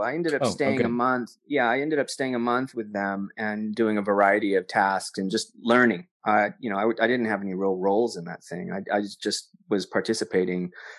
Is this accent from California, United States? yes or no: no; Corpus Christi, Texas, United States; born there; Oh, really? I was born in Corpus Christi.